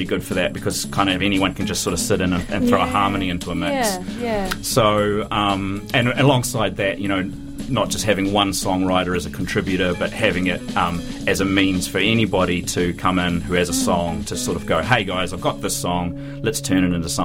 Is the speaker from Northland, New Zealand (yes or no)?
no; Dunedin, Otago, New Zealand; I grew up in Signal Hill